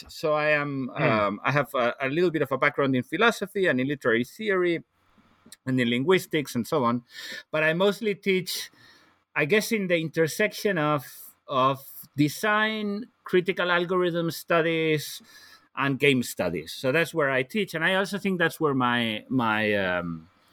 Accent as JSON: {"language": "English", "region": "Galicia", "country": "Spain", "second_language": "English", "moved": "as an adult", "lives_now": "Copenhagen, Denmark", "said": "I'm originally from Spain, from the northwest of Spain. So I'm Galician"}